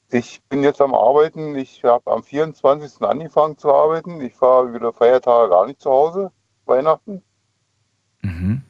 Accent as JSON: {"language": "German", "area": "the East", "region": "East Germany", "country": "Germany", "tie": "born or raised there", "said": "ich komme ja nur aus dem Osten ich bin im Osten aufgewachsen"}